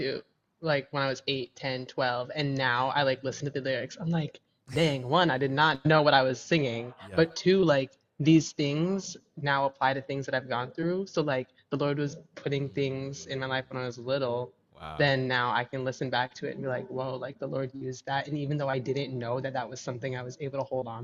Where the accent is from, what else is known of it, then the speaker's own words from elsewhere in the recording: Minnesota, United States; moved away as an adult; now in Dallas, United States; born and raised in Minnesota. Lived there for the first 22 years of my life.